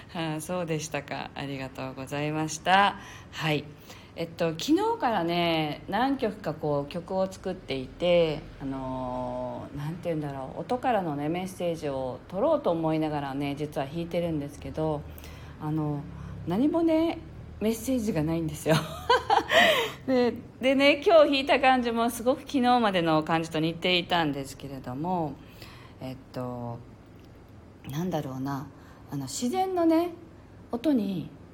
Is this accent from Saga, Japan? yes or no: no; Okinawa, Japan; 私はね沖縄なんですけれど